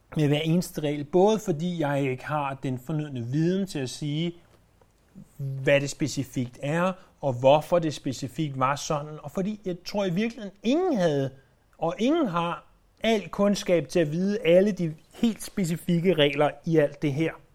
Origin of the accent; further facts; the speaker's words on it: Denmark; os som danskere